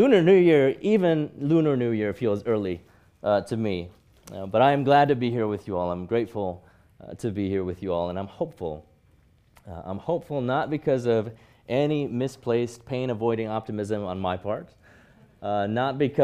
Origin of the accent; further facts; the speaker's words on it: Hong Kong; moved away; growing up in Hong Kong